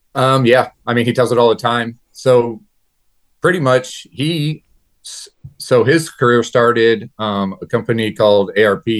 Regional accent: New Haven, Missouri, United States; I'm from New Haven, Missouri, born and raised here.

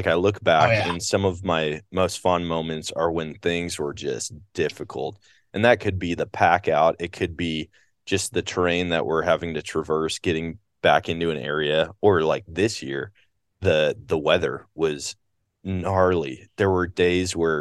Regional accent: Wisconsin, United States; moved away; I grew up in Wisconsin

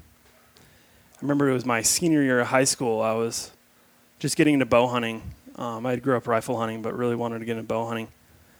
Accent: Rapid City, South Dakota, United States; now in Utah, United States; I'm originally from South Dakota, Rapid City. Best kept secret of the West right there

